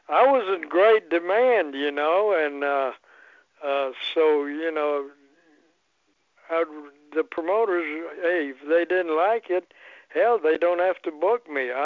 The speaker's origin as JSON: {"language": "English", "country": "Poland", "second_language": "English", "said": "So I can speak Polish real good because I came from Poland."}